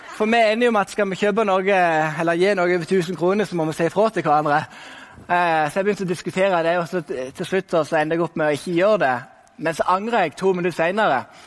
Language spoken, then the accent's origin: Norwegian; Sokndal, Rogaland, Norway; also born or lived in Kristiansand; now in Bergen, Norway; da jeg bodde i Sokndal, der jeg vokste opp.